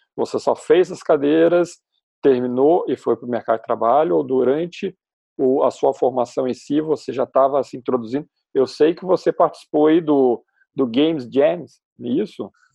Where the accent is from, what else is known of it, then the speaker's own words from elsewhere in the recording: Porto Alegre, Rio Grande do Sul, Brazil; sou de Porto Alegre